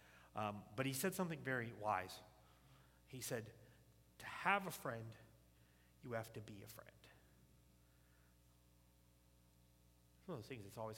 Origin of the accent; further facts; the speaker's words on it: the South, United States; I grew up in the South.